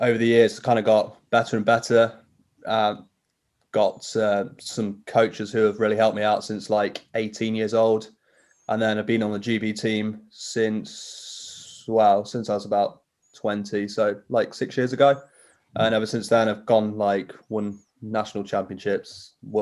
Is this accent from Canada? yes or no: no; Nottingham, East Midlands, United Kingdom; I wanted to be a Nottingham Forest player because that's where I'm from